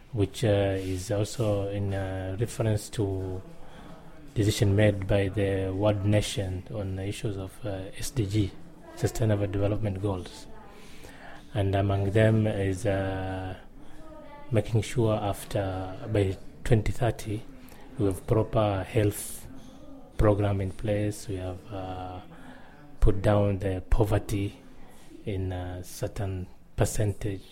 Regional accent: Lamu County, Kenya; I am from Lamu County

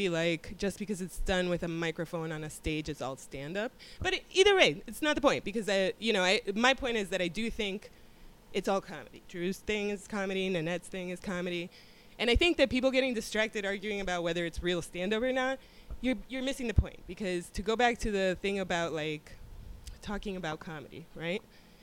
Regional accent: Miami, Florida, United States; I'm from Miami

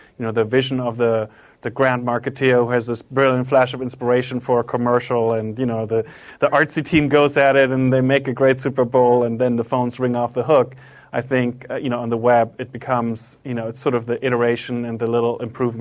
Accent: Germany; moved away; also born or lived in Japan; I'm from Germany, I lived in Japan for a while.

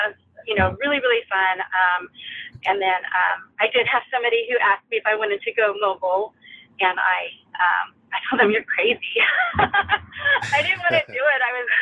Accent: California, United States; moved away; I'm from California

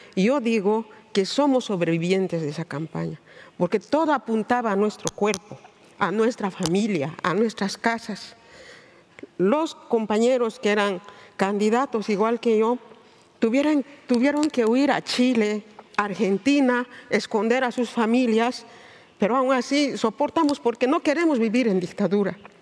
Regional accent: Bolivia; mi país, Bolivia

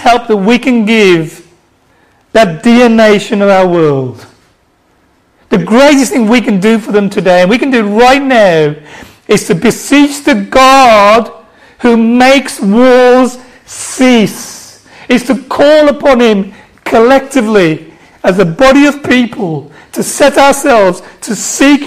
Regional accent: Birmingham, West Midlands, United Kingdom; accent: Black Country; I'm going to do this in my black country accent. Okay, from Birmingham. Not Birmingham, Alabama. Birmingham, UK.

